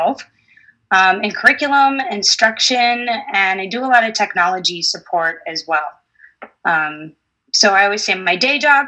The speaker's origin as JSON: {"language": "English", "area": "suburb of Toledo", "region": "Michigan", "country": "United States", "tie": "born or raised there", "moved": "yes", "lives_now": "Sidney, United States", "said": "I grew up in Michigan as a suburb of Toledo. So I can use my hand to point where I'm from"}